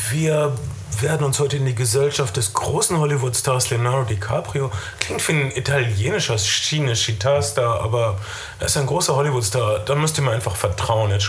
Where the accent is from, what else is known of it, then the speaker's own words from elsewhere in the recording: North Rhine-Westphalia, Germany; Das also ist egal, aber ich komme aus Ostwestfalen